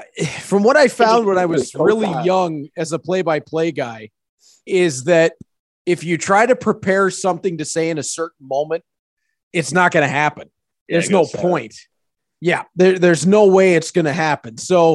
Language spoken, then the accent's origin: English; Hamilton, Ontario, Canada; I'm a Hamilton guy. I grew up in Hamilton, went to school in Hamilton. It's been, you know, it's the only city that I know, really. It's, you know, been Hamilton from birth.